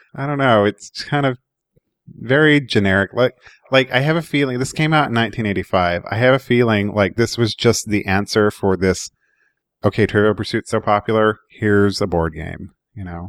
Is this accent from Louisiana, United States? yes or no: no; Oklahoma, United States; I grew up in Oklahoma